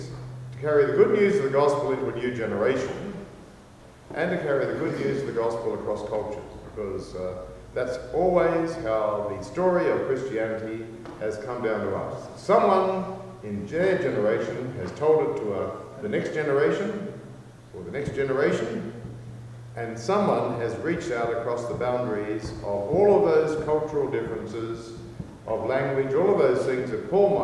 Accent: Australia; I'm Australian.

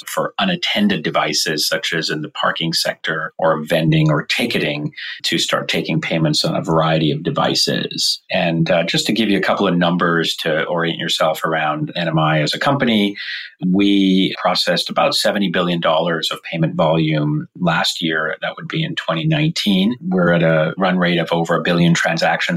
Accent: Vancouver, British Columbia, Canada; now in San Francisco, United States; I live in San Francisco, California, and I grew up in Vancouver, Canada.

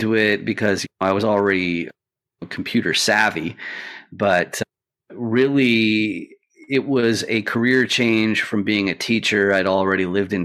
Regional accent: Canada; I'm Canadian, and so I'm not a citizen

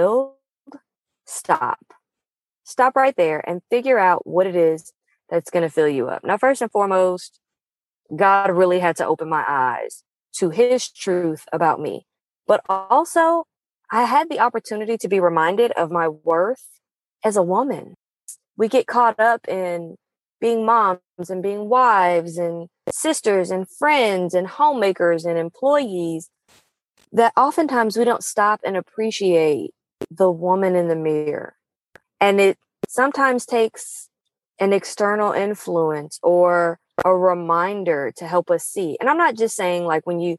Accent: Pacific Northwest, United States; moved away; the first time I'd visited my hometown since 2015

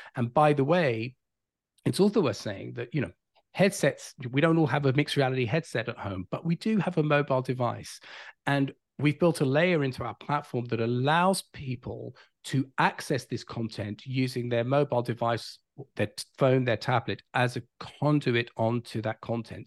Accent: London, United Kingdom; moved away as an adult; now in California, United States; I'm not from this side of the pond. I grew up in London, England

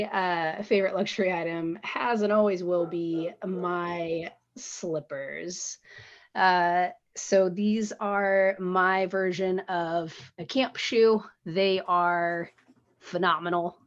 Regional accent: Washington, United States; now in Portland, United States; I grew up in Washington, out in the Pacific Northwest

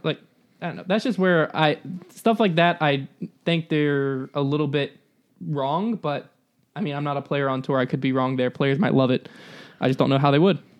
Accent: the South, United States; I'm from the South

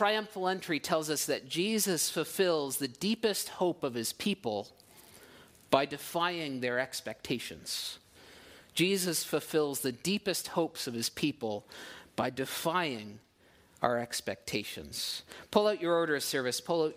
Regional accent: Ottawa, Ontario, Canada; moved away as an adult; now in Port Perry, Canada; in Ottawa was no exception, where we were coming from before, my hometown

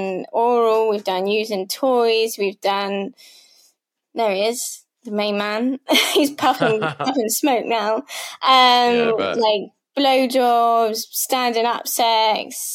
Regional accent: Devon, South West England, United Kingdom; I'm from Britain. I'm from Devon, so I'm a bit of a country girl.

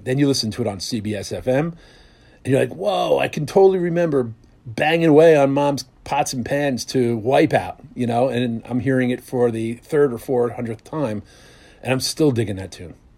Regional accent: Bloomfield, New Jersey, United States; I was from Bloomfield, New Jersey

